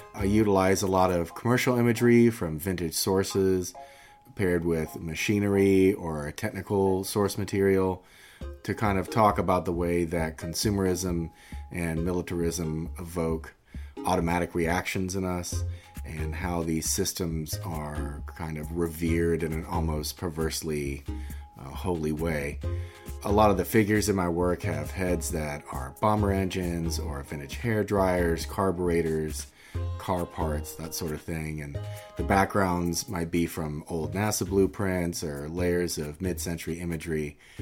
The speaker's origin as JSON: {"language": "English", "town": "Macon", "region": "Georgia", "country": "United States", "tie": "born or raised there", "moved": "as an adult", "lives_now": "Atlanta, United States", "said": "I grew up in Macon, but I've been in Atlanta for almost thirty years."}